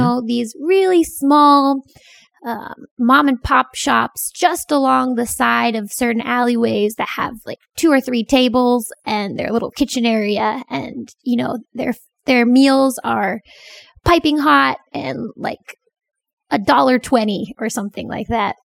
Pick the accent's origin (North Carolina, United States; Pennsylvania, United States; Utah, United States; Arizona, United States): Pennsylvania, United States; moved away as an adult; also born or lived in Korea; now in Bangkok, Thailand; back in Pennsylvania, in my hometown